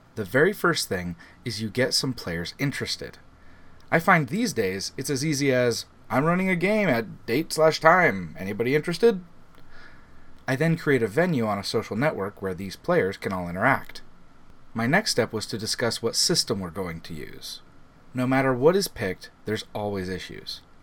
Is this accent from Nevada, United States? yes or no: no; Arkansas, United States; my home state of Arkansas